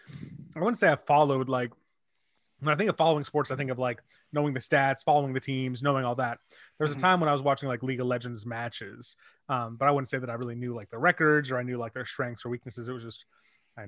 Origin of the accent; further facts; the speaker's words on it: Seattle, Washington, United States; moved away; when I was a young kid growing up in Seattle